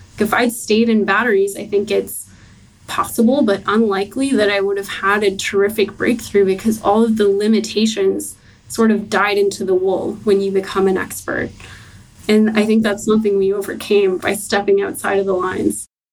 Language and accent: English; Halifax, Nova Scotia, Canada; moved away; I'm from Halifax, Nova Scotia